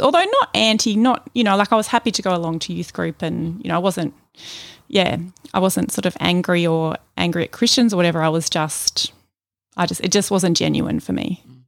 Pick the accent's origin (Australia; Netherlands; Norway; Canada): Australia; Melbourne, Victoria; I was born here in Melbourne